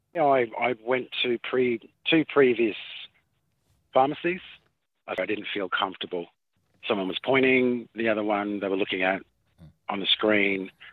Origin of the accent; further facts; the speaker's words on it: Townsville, Queensland, Australia; now in Cherbourg, Australia; I was born in Townsville